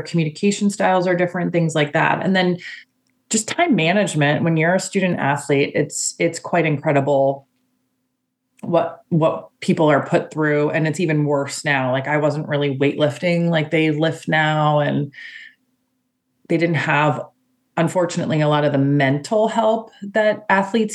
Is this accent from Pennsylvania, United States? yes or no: yes; Pennsylvania, United States; moved away as an adult; also born or lived in East Coast / West Coast; I have lived on East and West, but I grew up in Pennsylvania where I'm living now